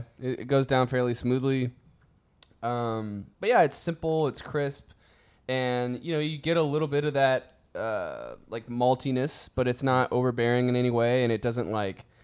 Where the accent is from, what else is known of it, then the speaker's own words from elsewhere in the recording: Texas, United States; I'm a Texan through and through